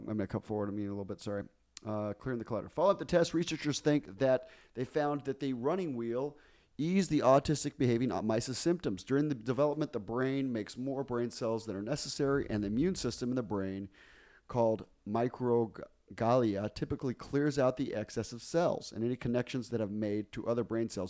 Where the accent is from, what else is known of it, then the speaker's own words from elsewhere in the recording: Guayaquil, Guayas, Ecuador; moved away; I grew up in Guayaquil, the largest city